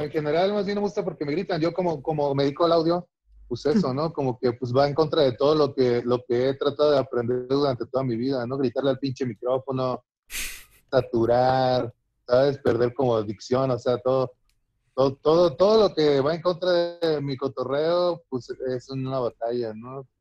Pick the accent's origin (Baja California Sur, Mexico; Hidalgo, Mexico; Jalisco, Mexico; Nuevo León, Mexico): Baja California Sur, Mexico; Ciudad Constitución; now in Mexico City, Mexico